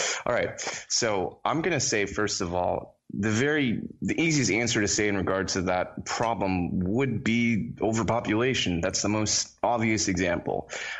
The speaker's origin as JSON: {"language": "English", "region": "Florida", "country": "United States", "tie": "born or raised there", "also_born_or_lived": "Trinidad", "accent": "American", "said": "I was born in a country called Trinidad. Okay. This is in the Caribbean, and I was raised in Florida, which is why, you know, I sound American."}